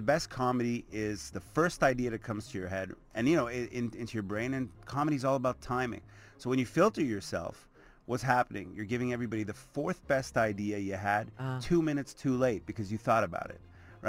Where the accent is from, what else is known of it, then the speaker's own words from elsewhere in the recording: Canada; And obviously, I love my home country. I mean, Canadian tours for me, it's so much fun to go coast to coast